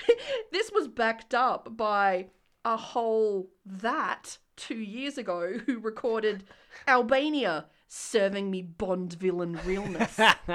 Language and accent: English; Australia; I'm Australian.